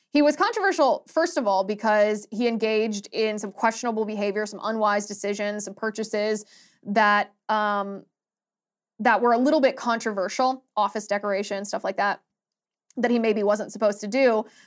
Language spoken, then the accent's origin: English; Ohio, United States; I'm from Ohio